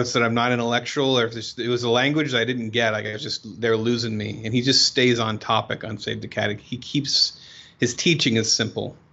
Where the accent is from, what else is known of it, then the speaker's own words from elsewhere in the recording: Oregon, United States; I'm from Oregon.